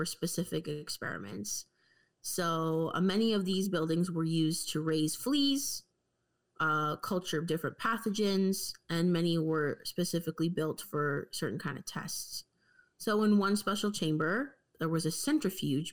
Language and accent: English; Canada; me growing up in Canadian school